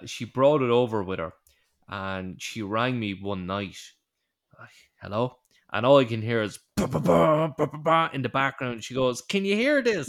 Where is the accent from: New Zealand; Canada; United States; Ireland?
Ireland; we're Irish